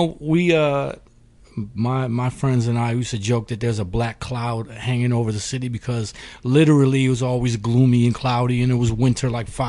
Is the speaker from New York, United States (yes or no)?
yes; Rochester, New York, United States; I hail from upstate New York, Rochester, New York, to be specific.